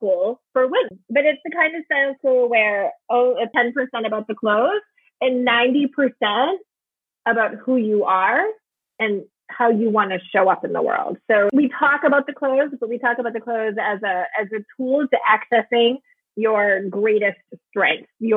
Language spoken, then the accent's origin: English; Maine, United States; accent: Maine accent; I grew up in Maine